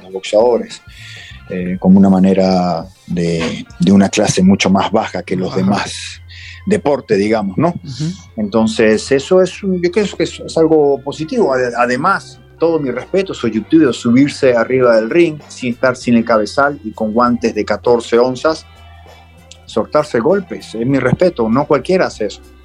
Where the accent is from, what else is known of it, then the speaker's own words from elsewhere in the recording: Argentina; los argentinos ya, estamos acostumbrados a ir de visitante